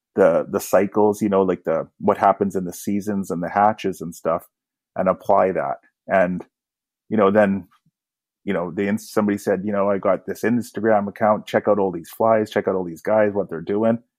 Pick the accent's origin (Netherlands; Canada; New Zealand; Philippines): Canada; Kamloops, British Columbia; I grew up in Kamloops, BC.